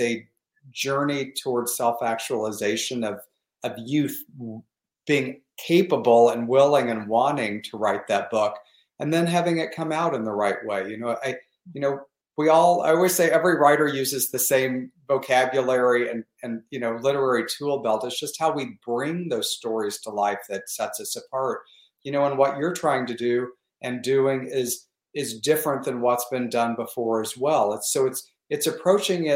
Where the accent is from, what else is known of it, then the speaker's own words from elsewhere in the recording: Missouri Ozarks, United States; also born or lived in Michigan; now in Palm Springs, United States; I grew up in the Missouri Ozarks.